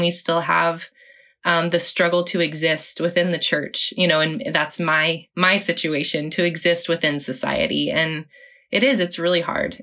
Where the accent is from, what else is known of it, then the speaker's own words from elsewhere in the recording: Oklahoma, United States; I was born in Oklahoma, grew up in Oklahoma